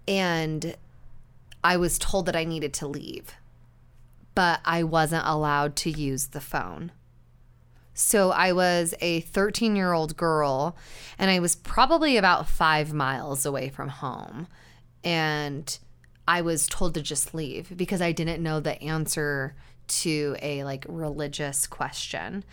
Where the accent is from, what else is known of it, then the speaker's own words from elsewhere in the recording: Utah, United States; growing up in Utah, and Utah County specifically